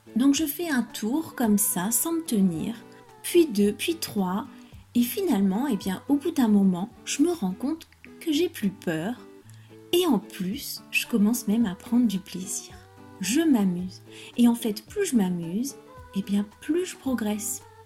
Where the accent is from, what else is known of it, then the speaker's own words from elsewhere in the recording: France; je suis française